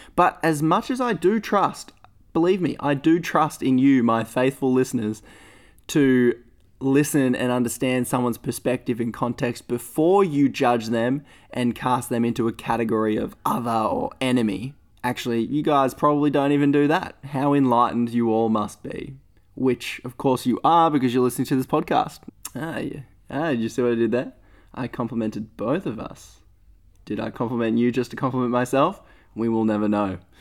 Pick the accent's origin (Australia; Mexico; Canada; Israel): Australia; being Australian